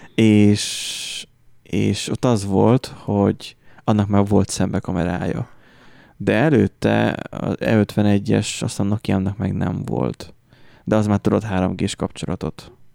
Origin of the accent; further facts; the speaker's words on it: Hungary; magyarok vagyunk